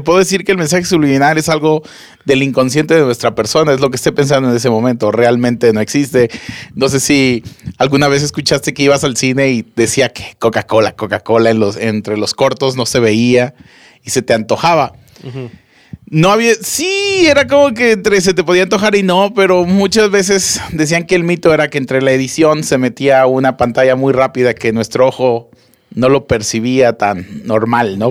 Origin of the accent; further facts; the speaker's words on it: Monterrey, Nuevo León, Mexico; aquí en Monterrey, para la gente que nos está empezando a escuchar, somos de Monterrey, Nuevo León